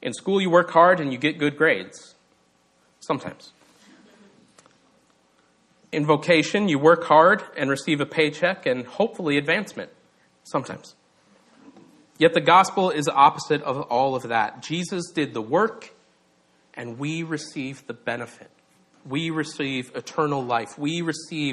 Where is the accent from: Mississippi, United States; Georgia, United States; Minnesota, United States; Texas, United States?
Minnesota, United States; I'm from Minnesota